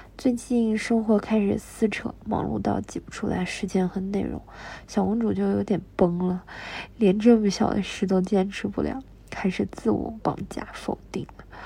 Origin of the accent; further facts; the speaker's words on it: China; 我们中国人